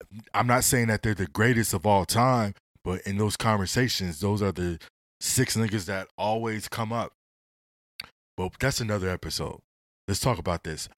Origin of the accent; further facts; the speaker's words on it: West Coast, United States; I'm from the West